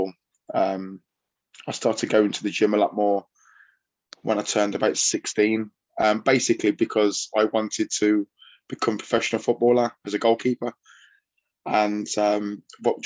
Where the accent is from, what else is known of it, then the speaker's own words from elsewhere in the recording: Chelmsley Wood, West Midlands, United Kingdom; also born or lived in Tamworth; where I grew up in Chelmsley Wood